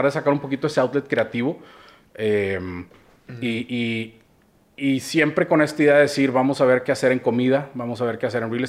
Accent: Monterrey, Nuevo León, Mexico; Eh, yo soy de Monterrey, de toda la vida.

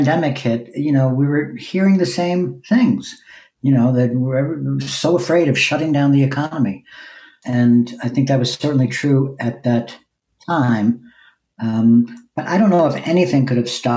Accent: Long Island, New York, United States; also born or lived in Brooklyn, New York / East Village, New York; I was born in Brooklyn, and then we moved to Long Island when I was eight. So I spent my real formative years in Long Island

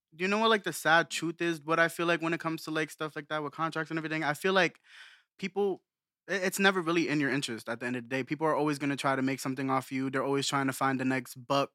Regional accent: Bethlehem, Pennsylvania, United States; also born or lived in Allentown, Pennsylvania; I'm from Bethlehem, Pennsylvania

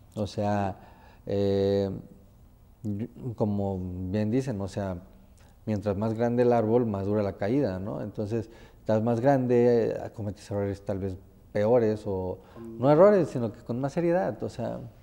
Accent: Tempoal, Veracruz, Mexico; moved away; yo soy de un pueblo, soy de un pueblo que se llama Tempal, Veracruz

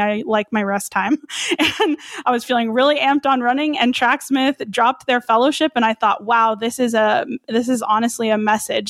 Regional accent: Albuquerque, New Mexico, United States; I was born and raised here in Albuquerque, New Mexico, so that's where I'm based.

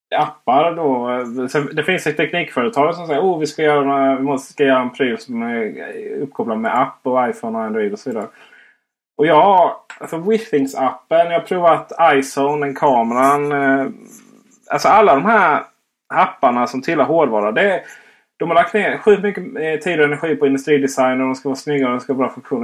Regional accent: Blekinge, Sweden; Jag är ju faktiskt från Blekinge, inte Skåne

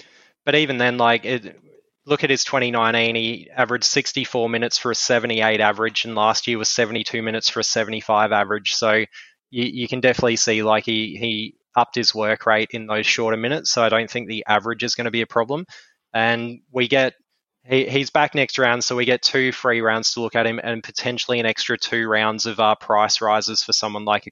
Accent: Queensland, Australia; as a Queenslander

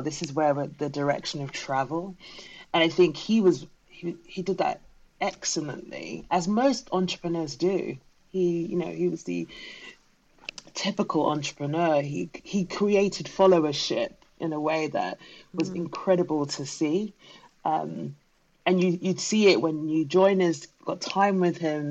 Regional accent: London, United Kingdom; I'm British-born Ghanaian, so that means my parents are from Ghana. I very carry both cultures with me, um, and when growing up, the Ghanaian culture, even though we were in South London, was very much present in our home

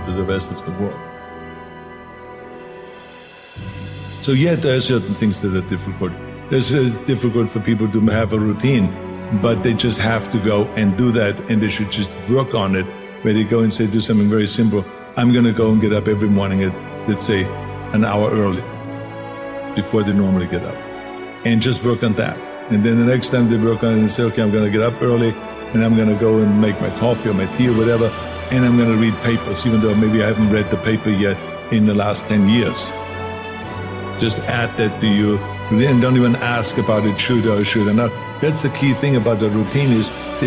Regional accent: Austria; born or raised there; moved away

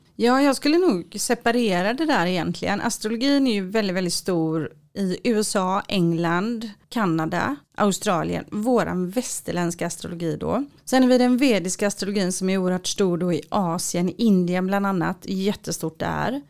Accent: Sweden; also born or lived in Israel; jag är svensk. Jag insåg verkligen att jag är jättesvensk

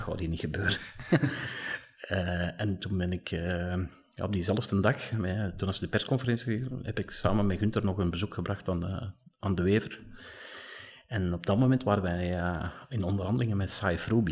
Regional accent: Belgium; wij daar als, als, als Belgen

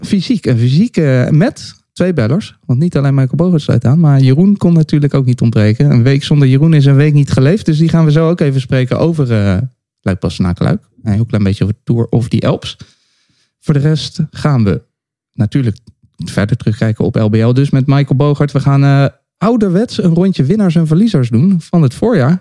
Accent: The Hague, South Holland, Netherlands; in Den Haag met z'n drieën bij elkaar. Vijf minuten fietsen van eh, waar ik ben opgegroeid.

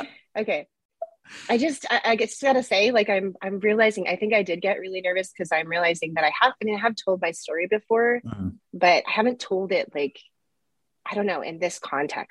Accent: Jerusalem, Jerusalem District, Israel; born there; So I was born in 1980 in Jerusalem, Israel.

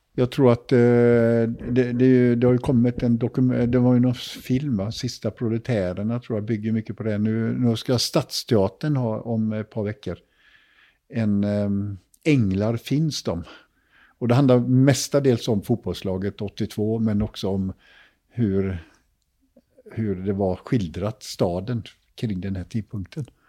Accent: Jonsered, Västra Götaland, Sweden; Vi var några killar från Jonsered

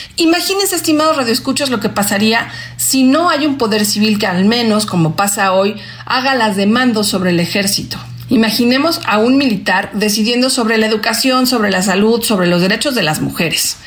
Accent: Mexico

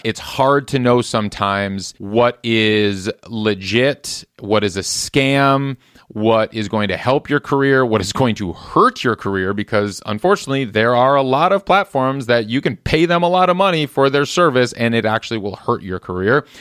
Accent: Midwest, United States; moved away as an adult; now in Los Angeles, United States; I grew up in the Midwest where we have brutal winters.

